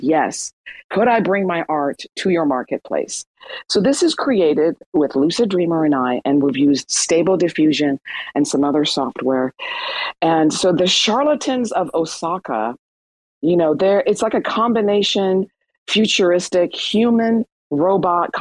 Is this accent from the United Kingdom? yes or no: no; Iran; moved away; I'm Iranian. I was born in Iran.